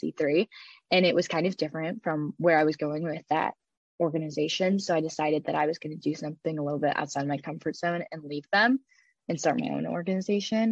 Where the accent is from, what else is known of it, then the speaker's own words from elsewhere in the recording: Cleveland, Ohio, United States; my hometown, Cleveland